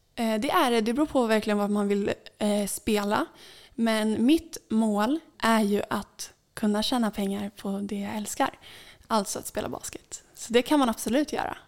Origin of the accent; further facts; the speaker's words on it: Saltsjöbaden, Stockholm County, Sweden; i min uppväxt här i Saltsjöbaden